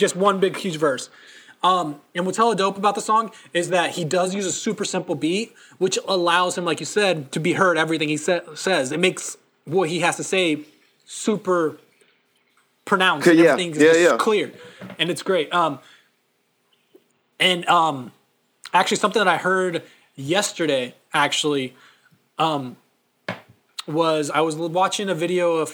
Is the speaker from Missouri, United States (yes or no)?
no; Seattle, Washington, United States; I'm from Seattle